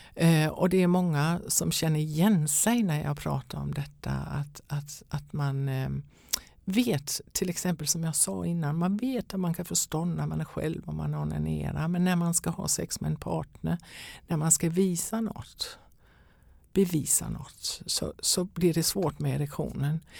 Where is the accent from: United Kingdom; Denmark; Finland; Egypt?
Denmark; Swedish is a second language; now in Sweden; jag är danska kan jag väl säga från början om någon undrar över mitt uttal